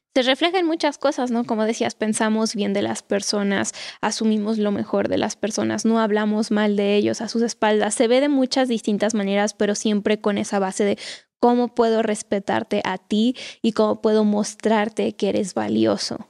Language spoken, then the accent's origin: Spanish; Mexico; los mexicanos tenemos una cultura muy cálida